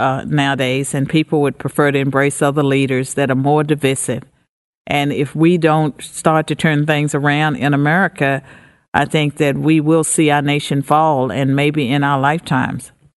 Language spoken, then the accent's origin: English; United States; I'm an American